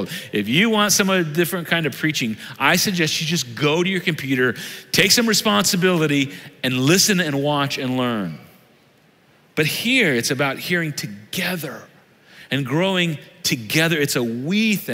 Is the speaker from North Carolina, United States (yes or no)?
no; Southern Illinois, United States; I'm from Southern Illinois. Everybody was you all where I grew up